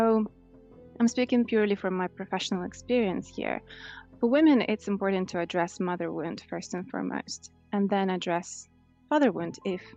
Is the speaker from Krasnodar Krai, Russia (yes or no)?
no; Moscow, Russia; moved away as an adult; now in London, United Kingdom; I'm originally from Russia and I grew up in Moscow. So first 25 years of my life, I spent there